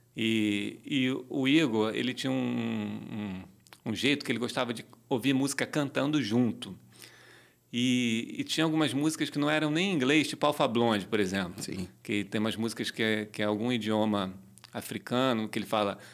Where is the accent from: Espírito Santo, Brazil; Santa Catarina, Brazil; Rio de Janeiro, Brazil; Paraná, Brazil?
Rio de Janeiro, Brazil; eu nasci na rua Carvalho Alvim, na Tijuca, perto da rua Uruguai, ali na zona norte do Rio de Janeiro